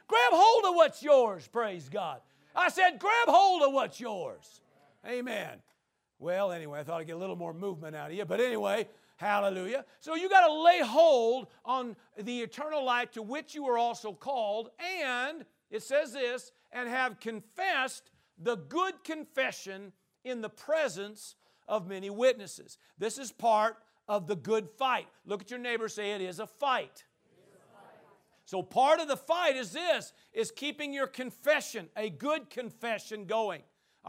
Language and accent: English; Powell Butte, Oregon, United States; That's right. I'm from Powell Butte.